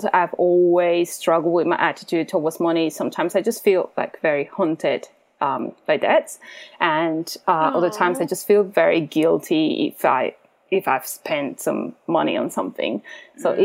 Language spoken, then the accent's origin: English; Colombia; moved away as an adult; also born or lived in Central America; now in Australia; I'm from Colombia